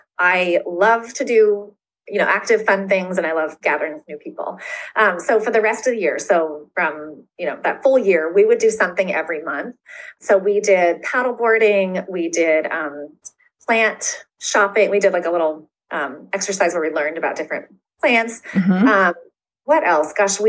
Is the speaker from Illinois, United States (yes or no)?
no; Florida, United States; and so I am from Florida. So I am not a snow girl.